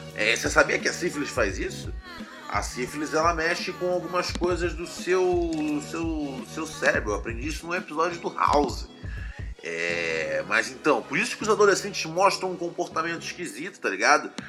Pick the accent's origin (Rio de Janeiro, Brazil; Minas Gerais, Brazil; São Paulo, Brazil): Rio de Janeiro, Brazil; Eu sou, né, do Rio de Janeiro